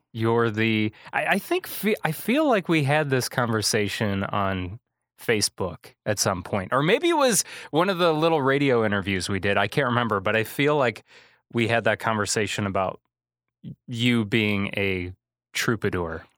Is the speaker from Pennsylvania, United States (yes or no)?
no; Kankakee, Illinois, United States; It's my hometown